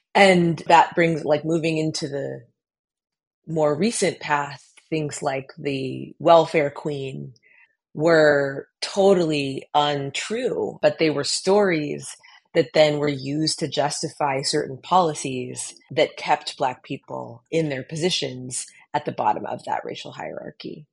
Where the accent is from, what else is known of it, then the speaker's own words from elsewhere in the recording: Colorado, United States; the experience of growing up in Colorado